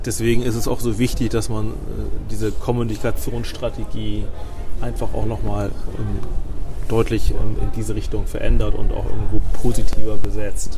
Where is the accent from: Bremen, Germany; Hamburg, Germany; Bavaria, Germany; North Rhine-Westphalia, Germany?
Bremen, Germany; als Bremer, der hier auch wirklich ähm, gerne lebt